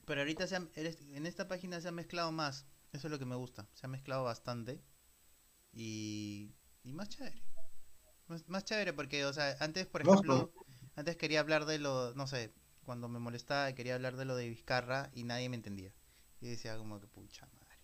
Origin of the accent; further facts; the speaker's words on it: Peru; ambos somos peruanos